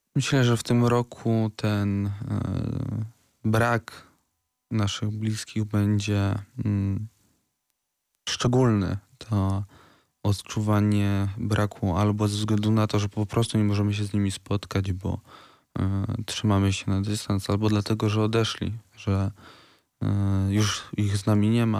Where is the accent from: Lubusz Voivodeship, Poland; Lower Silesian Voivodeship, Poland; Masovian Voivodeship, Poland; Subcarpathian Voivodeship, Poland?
Lower Silesian Voivodeship, Poland; Wrocław; u nas we Wrocławiu